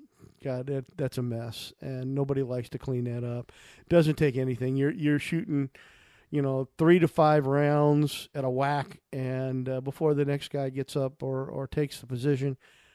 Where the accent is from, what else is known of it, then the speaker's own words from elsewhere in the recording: United States; I grew up near the Mississippi River and had spent a lot of time on those bluffs.